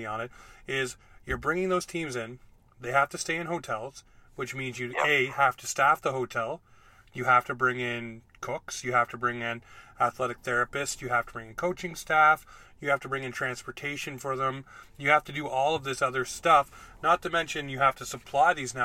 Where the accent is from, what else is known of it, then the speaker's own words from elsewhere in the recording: Ontario, Canada; moved away; I was in Ontario because I was born in Ontario and I lived there until 2003